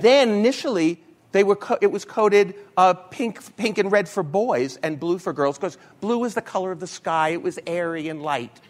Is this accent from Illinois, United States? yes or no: no; New York, United States; I'm from New York